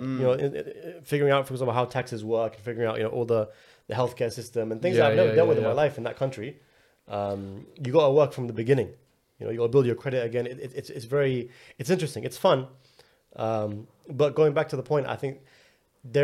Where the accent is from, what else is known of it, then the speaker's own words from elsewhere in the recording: London, United Kingdom; moved away as an adult; now in United States; I live in London. I was born and raised in London. Like everything about me is London. Yeah. Since I opened my eyes till age 32. And now I'm living on the other side in a place I've never really, you know, spent a lot of time in.